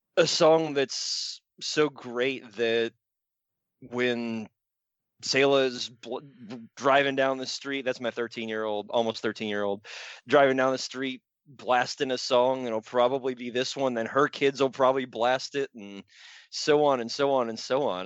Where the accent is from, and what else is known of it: Raleigh, North Carolina, United States; born or raised there